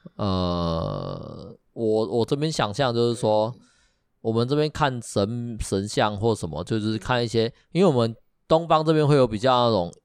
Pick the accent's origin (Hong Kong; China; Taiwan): Taiwan; 我们台湾这边